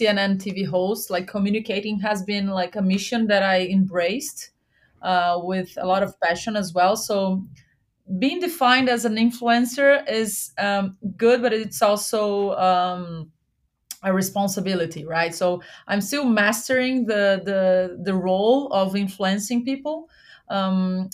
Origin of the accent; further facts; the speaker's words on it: Goiânia, Goiás, Brazil; also born or lived in Jamaica; now in São Paulo, Brazil; I'm from Goiânia